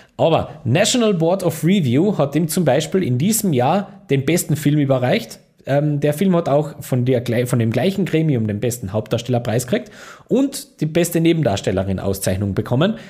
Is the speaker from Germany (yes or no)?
no; Austria; als Österreicher